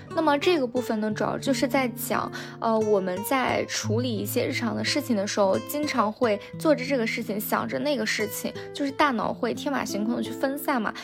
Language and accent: Chinese; China; 我们中国人